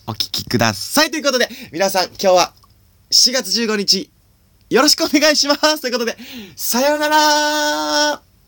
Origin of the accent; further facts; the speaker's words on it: Suzaka, Nagano, Japan; 僕は長野県の、 あの、須坂市ってとこ出身